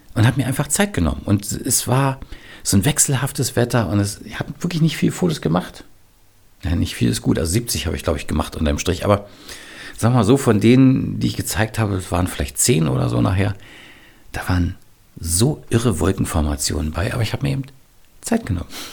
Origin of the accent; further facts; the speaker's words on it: Berlin, Germany; ich bin im Westberlin aufgewachsen mit einer Mauer drumherum.